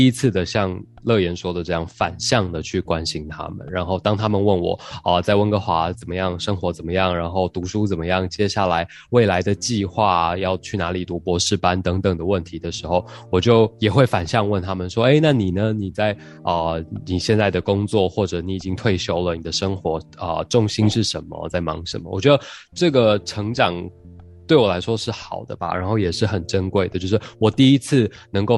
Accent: Taiwan; now in Vancouver, Canada; 我从小就在教会长大，然后我跟长辈就就在台湾就没有这个语言上的这一层问题了

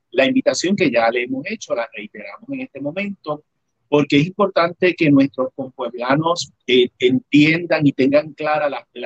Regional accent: Adjuntas, Puerto Rico; moved away as an adult; allí están mis recuerdos de la niñez. Yo me formé mis primeros 17 años de mi vida en adjuntas. Por eso siempre voy a estar muy pendiente de lo que suceda en mi pueblo

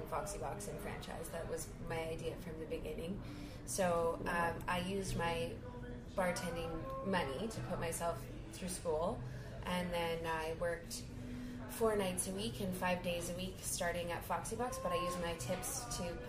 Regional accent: Kamloops, British Columbia, Canada; moved away as an adult; now in Victoria, Canada; Kamloops, unfortunately. But I made it out. And I've been on the island now for probably, 14 years now

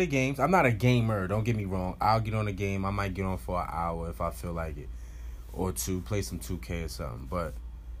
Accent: New York City, New York, United States; also born or lived in Staten Island, New York; I'm from Brooklyn

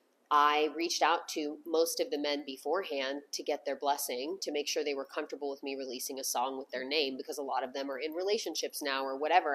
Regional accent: the South, United States; also born or lived in Los Angeles; now in Nashville, United States; I grew up in the South

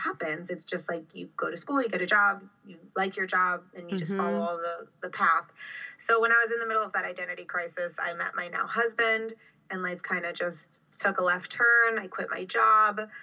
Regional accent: Miami, Florida, United States; also born or lived in Orlando; I grew up in Miami. I've lived in Florida my whole life.

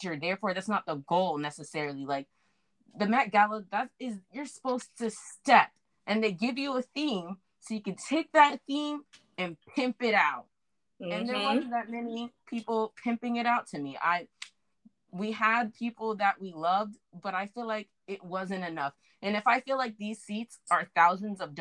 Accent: South Florida, United States; I'm from South Florida.

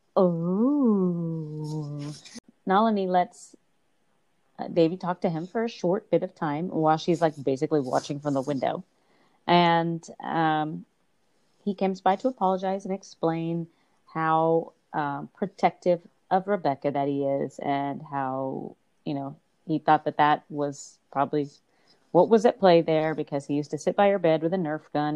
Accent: Texas, United States; growing up in Texas where hardly anything moved

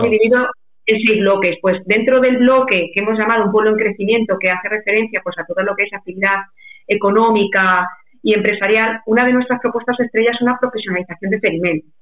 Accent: Membrilla, Castilla-La Mancha, Spain

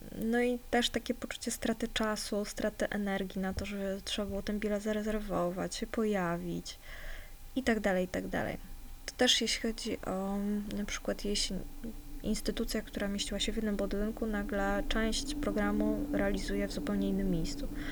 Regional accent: Warsaw, Masovian Voivodeship, Poland; bo jestem z Warszawy

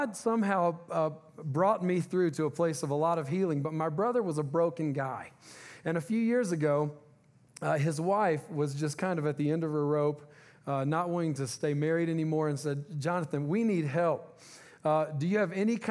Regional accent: Louisiana, United States; moved away; We're originally from Louisiana

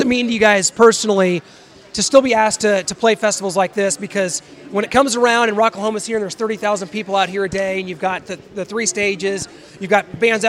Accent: Kansas City, United States; I mean, I'm from the Midwest. I'm from Kansas City.

